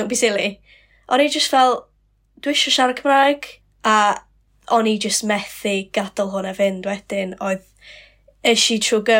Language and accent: Welsh; Colwyn Bay, Wales, United Kingdom; accent: Colwyn Bay; moved away as an adult; now in Caernarfon, United Kingdom; Dwi yn byw yng Nghynarfon ar hyn o bryd, um, ond dwi'n dod o Hen Golwyn